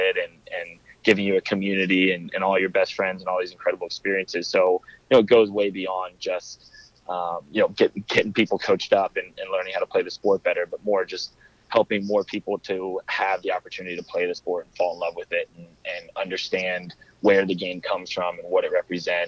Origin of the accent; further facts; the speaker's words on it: Atlanta, Georgia, United States; growing up in Atlanta